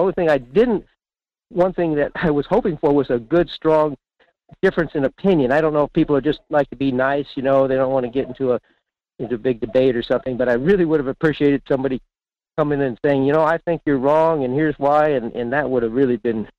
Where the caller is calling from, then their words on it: Fairbanks, Alaska, United States; in Fairbanks.